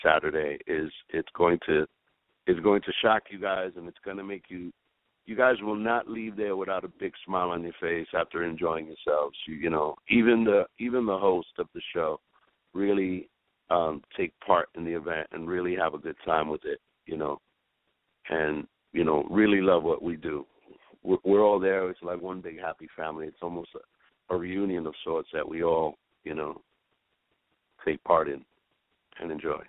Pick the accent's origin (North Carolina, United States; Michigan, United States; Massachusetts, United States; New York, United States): New York, United States; New York City; we we grew up in Spanish Harlem